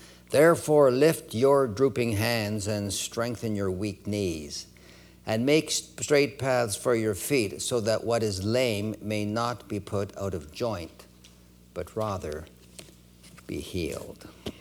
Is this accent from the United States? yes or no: no; Edmonton, Alberta, Canada; born there; also born or lived in Winnipeg / Toronto; My family left Winnipeg in 1950. Many of you are aware that I was born in Edmonton. We moved to Winnipeg in 1949.